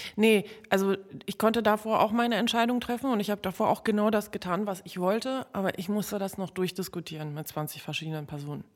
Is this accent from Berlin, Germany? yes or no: yes; Berlin, Germany; also born or lived in Warsaw; Ich komme nun mal aus äh, Gropiusstadt und äh, als ich dort äh, aufgewachsen bin